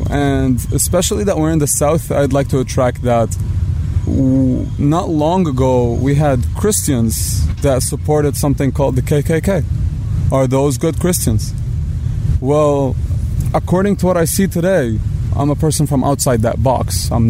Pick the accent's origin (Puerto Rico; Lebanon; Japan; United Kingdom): Lebanon